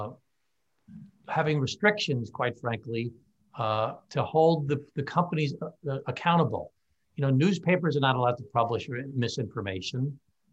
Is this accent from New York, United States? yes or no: yes; Glen Cove, New York, United States; my hometown of Glen Cove